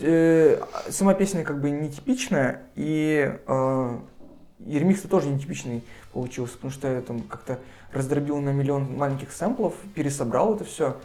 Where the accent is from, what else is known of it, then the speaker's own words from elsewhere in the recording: Sarapul, Udmurt Republic, Russia; now in Murmansk, Russia; я сам не из Мурманска, я приехал из Средней Полосы, mm. из Мурманской республики, из города Сарапула. И в Сараполе я ходил на рок-концерты